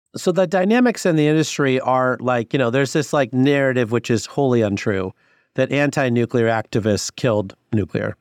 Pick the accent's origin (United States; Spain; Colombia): United States; Sterling, Illinois; I grew up in Illinois, Northwest Illinois, in Sterling